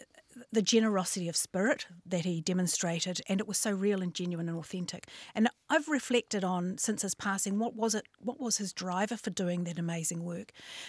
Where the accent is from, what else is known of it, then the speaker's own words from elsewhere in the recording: Northland, New Zealand; I'm from Hokianga, so whakarongorua te maunga, ko utukura te awa, ko pukitawa te marae, ko Hokianga te moana